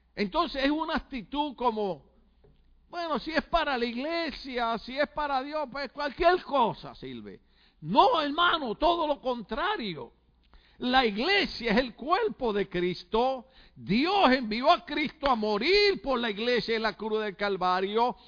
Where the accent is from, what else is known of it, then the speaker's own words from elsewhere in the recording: Puerto Rico; en mi país cuando hablamos y conversamos